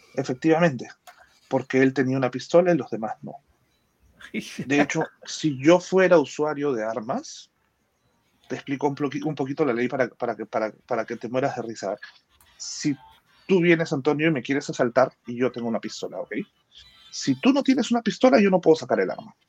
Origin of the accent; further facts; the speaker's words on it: Peru; soy el único peruano